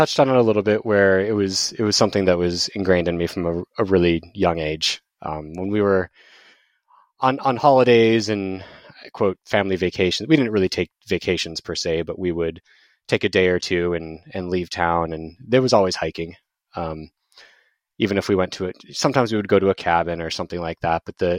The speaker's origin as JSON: {"language": "English", "town": "Tempe", "region": "Arizona", "country": "United States", "tie": "born or raised there", "said": "I am from Phoenix, Arizona, well, an outskirt of Phoenix called Tempe. I'm actually an Arizona native, which is very rare when you talk to people in Arizona."}